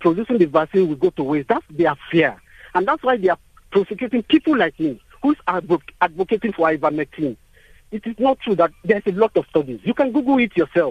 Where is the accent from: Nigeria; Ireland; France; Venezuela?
Nigeria; now in South Africa; I'm originally from Nigeria